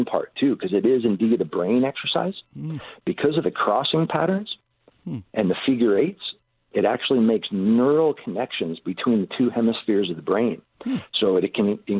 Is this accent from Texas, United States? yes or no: no; Cincinnati, Ohio, United States; moved away as an adult; also born or lived in Honolulu, Hawaii; I grew up in Ohio